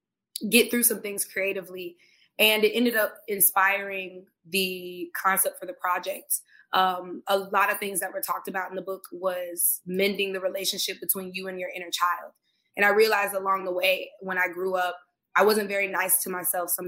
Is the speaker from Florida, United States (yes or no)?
yes; Tampa, Florida, United States; now in Los Angeles, United States; I'm originally from Tampa, Florida